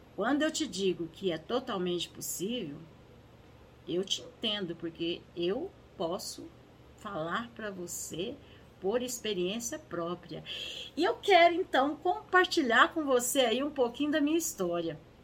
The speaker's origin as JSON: {"language": "Portuguese", "region": "Minas Gerais", "country": "Brazil", "tie": "born or raised there", "said": "eu aqui nasci, aqui em Minas Gerais"}